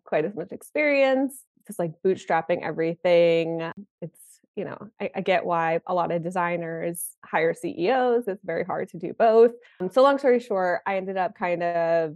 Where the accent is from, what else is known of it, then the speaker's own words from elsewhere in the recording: Connecticut, United States; also born or lived in New York City; I moved back to my hometown in Connecticut